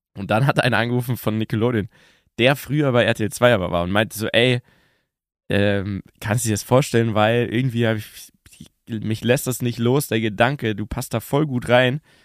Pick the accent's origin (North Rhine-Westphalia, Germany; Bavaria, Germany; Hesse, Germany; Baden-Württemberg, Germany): Bavaria, Germany; Munich; Urbayer, geboren in München